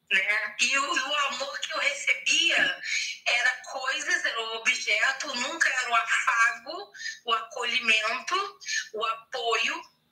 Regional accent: Rio de Janeiro, Brazil; sou do estado do Rio de Janeiro.

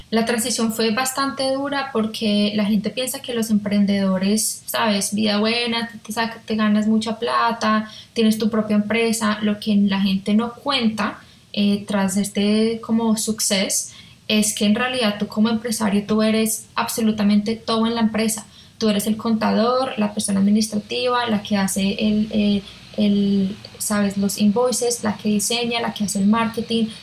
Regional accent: Colombia; moved away as an adult; also born or lived in Melbourne, Australia / Hong Kong; now in Australia; como colombiana

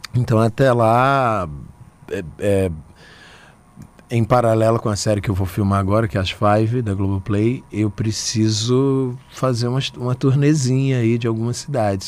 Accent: Aracaju, Sergipe, Brazil; moved away; also born or lived in Salvador; Eu nasci em Aracaju, vivi em Salvador muito tempo, mas eu nasci em Aracaju.

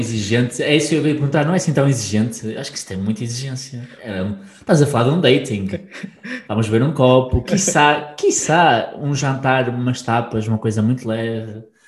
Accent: Portugal; quem somos, enquanto também portugueses

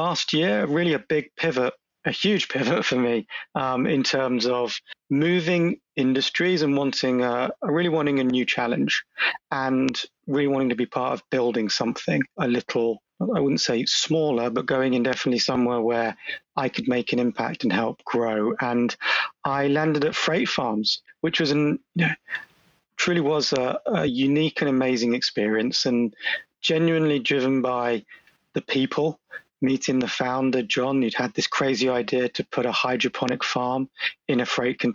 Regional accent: London, United Kingdom; accent: British; moved away as an adult; now in Boston, United States; obviously I'm British, you can tell from the accent. I'm born and bred in London

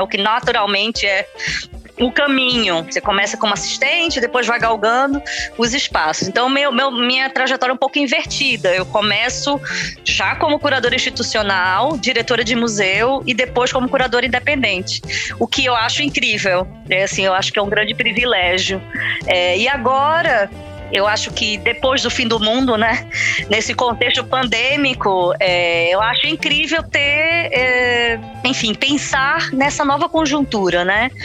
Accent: Recife, Pernambuco, Brazil; moved away as an adult; now in Portugal; sou do Recife

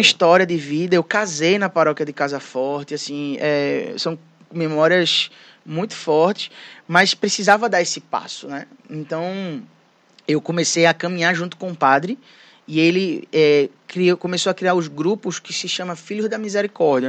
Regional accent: Recife, Pernambuco, Brazil; also born or lived in Fortaleza, Ceará; Então, minha mãe, ela veio para Recife, é, transferida do trabalho, né? Com meu irmão e eu, e toda a minha família é de Fortaleza. Então, eu cresci em Recife

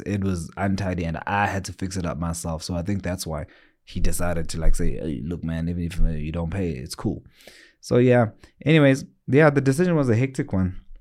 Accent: South Africa; also born or lived in Johannesburg, South Africa; I'm actually living in a small town. It's my hometown more than anything called Gokstad

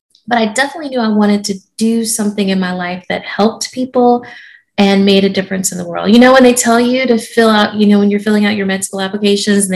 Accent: Georgia, United States; moved away; also born or lived in South Carolina / Japan; I grew up in Georgia, so I consider myself a Southerner.

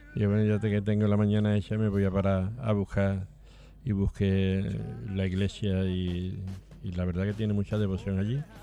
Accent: Seville, Andalusia, Spain; nosotros nos criamos alrededor de la Hermandad de San Gonzalo

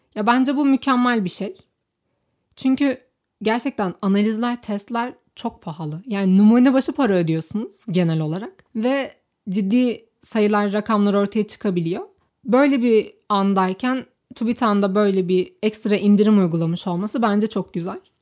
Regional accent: Turkey; ben Türk'üm

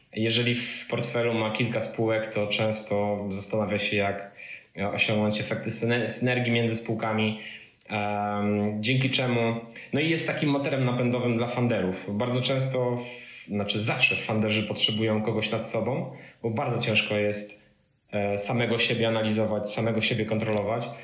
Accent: Pionki, Masovian Voivodeship, Poland; moved away as an adult; also born or lived in Wrocław; Ja pochodzę z małej miejscowości e, między Radomiem a Kozienicami w Puszczy Kozienickiej, Pionki

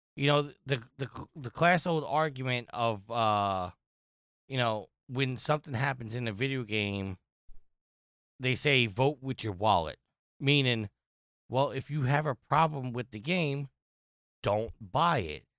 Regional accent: New York, United States; I'm from New York

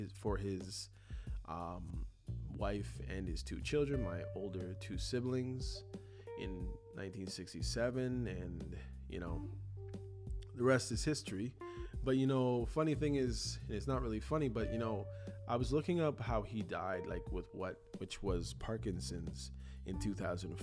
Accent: Toronto, Ontario, Canada; growing up in Toronto, son of Jamaican parents

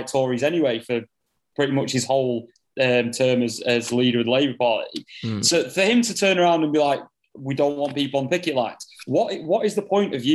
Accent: United Kingdom; This country, we're Europeans at the end of the day.

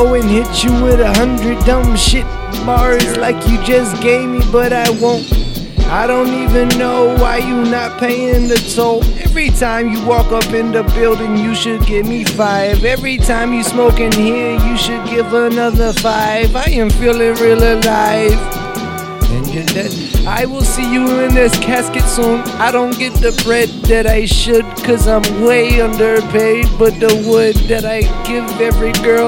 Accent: Massachusetts, United States; I'm from Massachusetts, and you know my kind, we're massholes.

